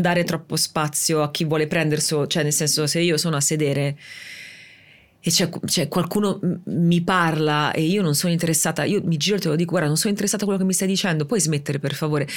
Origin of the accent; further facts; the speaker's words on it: Rimini, Emilia-Romagna, Italy; sono di Rimini